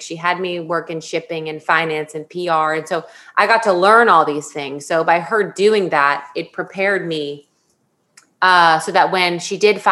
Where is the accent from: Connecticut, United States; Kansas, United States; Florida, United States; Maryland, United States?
Florida, United States; moved away as an adult; also born or lived in San Diego, California; now in New York City, United States; I was born in San Diego. And then we were transplants to Florida for about 8 years before I hightailed it out of there at the age of 18